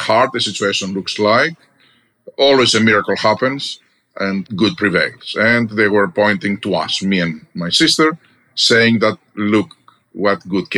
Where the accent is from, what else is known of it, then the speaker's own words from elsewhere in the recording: Greece; moved away as an adult; now in United States; I'm Greek by birth, American by choice. I'm also an American citizen, proudly now. But I grew up in Greece